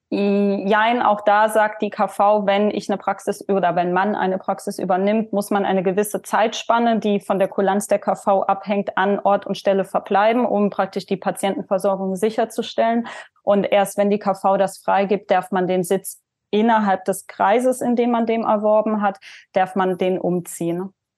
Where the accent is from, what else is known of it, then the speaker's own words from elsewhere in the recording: Leimen, Baden-Württemberg, Germany; also born or lived in Heidelberg / Mannheim; die ist 1989 in Heidelberg geboren. Ähm, bin dann in der Nähe in einer Kleinstadt in Leimen aufgewachsen